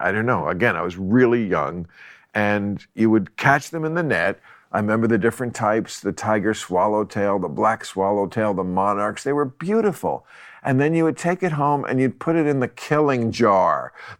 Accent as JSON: {"language": "English", "region": "New Jersey", "country": "United States", "tie": "born or raised there", "said": "New Jersey. And life was teeming."}